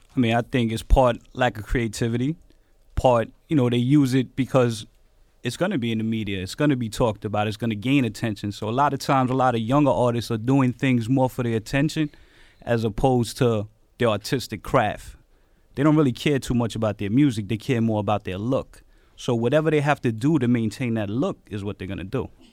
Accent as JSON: {"language": "English", "town": "New York City", "region": "New York", "country": "United States", "tie": "born or raised there", "also_born_or_lived": "Bronx", "said": "I grew up in Queens, was in East New York a lot, Bronx"}